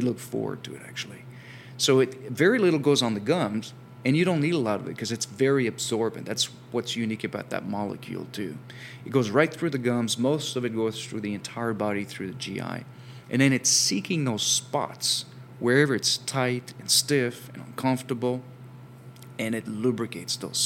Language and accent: English; France; moved away; while I have an accent, I'm actually from France originally